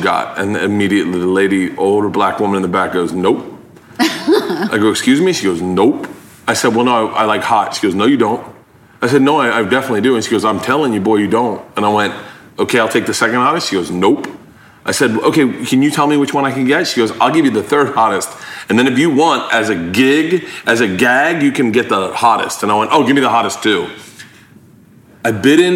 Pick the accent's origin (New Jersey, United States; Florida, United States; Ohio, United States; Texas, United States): Florida, United States; I grew up in Florida